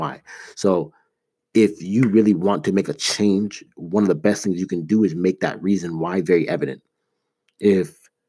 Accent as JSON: {"language": "English", "town": "Toronto", "region": "Ontario", "country": "Canada", "tie": "born or raised there", "also_born_or_lived": "Ames, Iowa", "moved": "as an adult", "said": "I grew up in Toronto. I was there for 18 years of my life"}